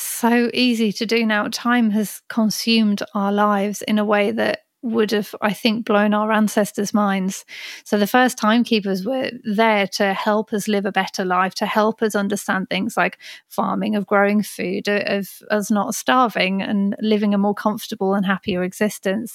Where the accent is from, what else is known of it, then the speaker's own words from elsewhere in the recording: Birmingham, West Midlands, United Kingdom; moved away as an adult; also born or lived in London; I was born and raised in Birmingham, only lived in Birmingham and London, then moved out to the country a few years ago.